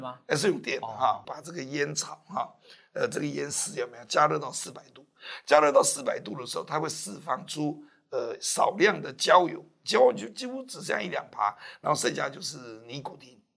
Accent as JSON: {"language": "Chinese", "country": "Taiwan", "said": "那我们台湾这边政府绝对不可能帮你做。"}